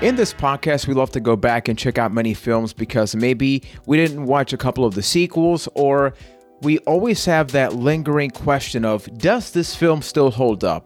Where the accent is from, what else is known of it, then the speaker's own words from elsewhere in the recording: San Juan, Puerto Rico; I am from San Juan, Puerto Rico.